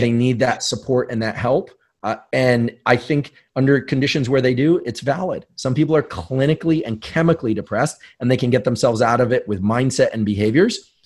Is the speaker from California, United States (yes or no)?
yes; San Francisco, California, United States; growing up in New Zealand or in, you know, South Bay, San Francisco, for me